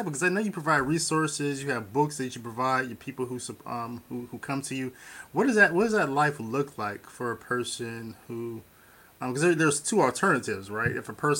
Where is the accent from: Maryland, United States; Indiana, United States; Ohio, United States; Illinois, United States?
Ohio, United States; Warren; I grew up a little, maybe an hour away from you, in a little town called Warren, Ohio.